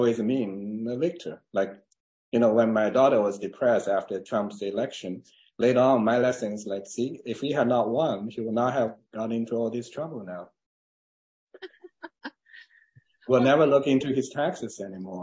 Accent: China; English is a second language; moved away as an adult; also born or lived in Tuscaloosa, Alabama / Buffalo, New York / Cambridge, Massachusetts; now in Santa Barbara, United States; I was born in China.

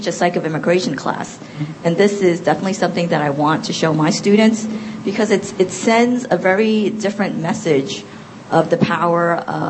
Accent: New York City, New York, United States; I grew up in Chinatown in the 70s.

